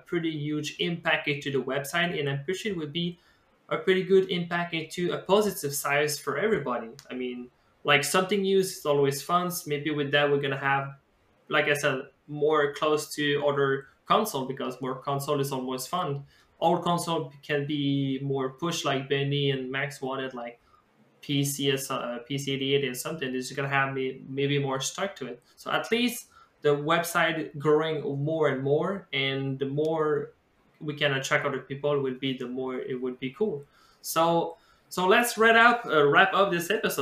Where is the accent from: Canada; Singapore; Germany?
Canada; Quebec; I'm from the Quebec scene.